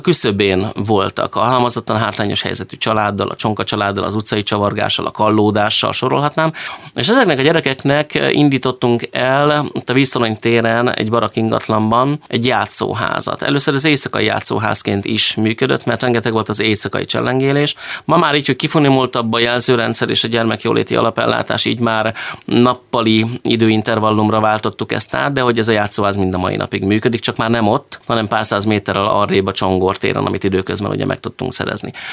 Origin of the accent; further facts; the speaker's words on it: Hajós, Bács-Kiskun, Hungary; moved away as an adult; also born or lived in Izsák; now in Szeged, Hungary; ahol felnőttem hazajöttem. És akkor én visszamentem a hajósi nevelőotthonba